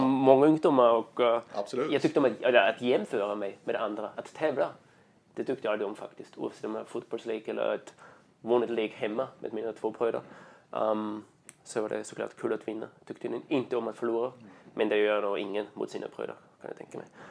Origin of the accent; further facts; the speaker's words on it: Austria; Swedish is a second language; moved away as an adult; now in Sweden; jag kommer från östra delen av Österrike, uh, 10 mil söder om Wien, där Alperna börjar